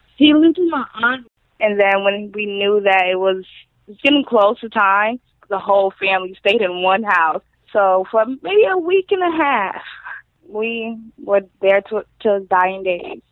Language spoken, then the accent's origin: English; Royal Palm Beach, Florida, United States; also born or lived in Wellington, Florida / Lake Worth, Florida; I grew up in Florida, in Royal Palm. I moved, moved around a little to Wellington, to Boynton, to Delray, and back to Lake Worth